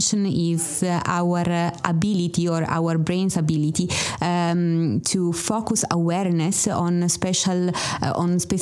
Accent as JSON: {"language": "English", "town": "Turin", "region": "Piedmont", "country": "Italy", "also_born_or_lived": "Trieste, Italy / Germany", "moved": "as an adult", "said": "I come from Italy"}